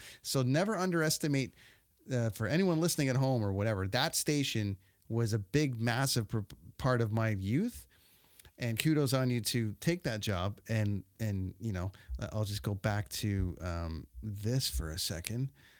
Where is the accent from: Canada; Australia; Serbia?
Canada; Port Perry, Ontario; in a small town like where I grew up in Port Perry, Blackstock, Scissory, Ontario, Lake Scugog, like that area